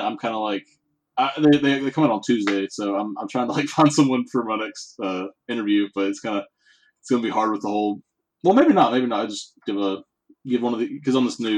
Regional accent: Alabama, United States; I'm from Alabama

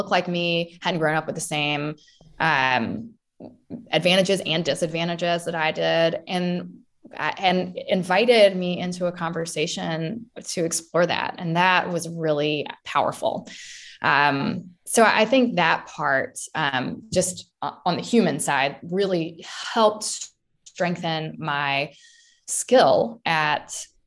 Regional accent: United States; also born or lived in London, England; an American

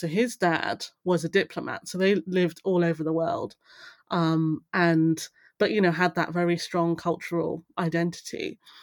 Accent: Buckinghamshire, South East England, United Kingdom; also born or lived in Darlington; now in London, United Kingdom; I grew up in the Buckinghamshire countryside, so very rural

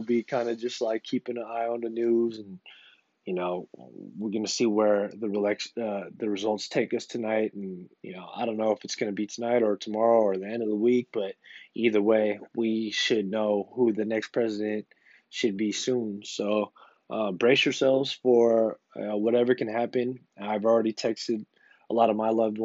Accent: United States; as the American people

